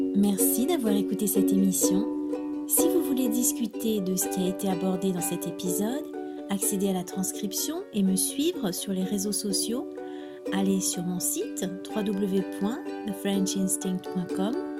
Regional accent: France; first language French; moved away as an adult; also born or lived in Spain

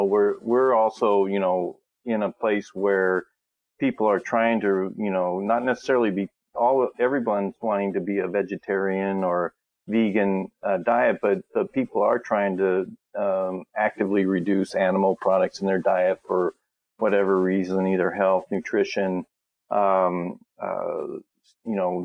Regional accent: Lincoln, Nebraska, United States; I grew up in Nebraska. I was born and raised there, always a Cornhusker. And as I was lived in Lincoln there

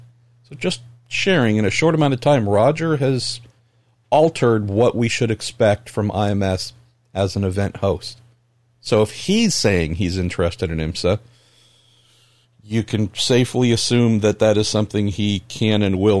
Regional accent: Belmont, California, United States; I grew up in my hometown of Belmont, California, in the Bay Area here. 28,000, I believe, was the population.

